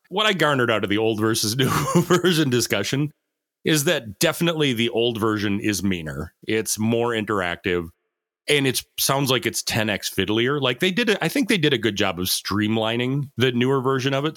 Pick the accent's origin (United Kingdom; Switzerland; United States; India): United States; as an American